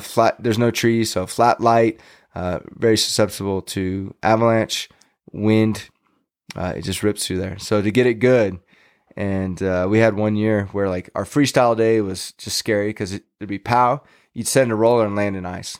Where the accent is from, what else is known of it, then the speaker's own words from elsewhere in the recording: Fresno, California, United States; now in Tahoe area, United States; in my teens, growing up in Fresno